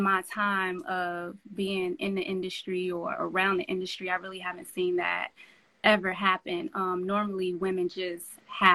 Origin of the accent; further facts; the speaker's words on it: Chicago, Illinois, United States; I'm from LeClaire Courts, Chicago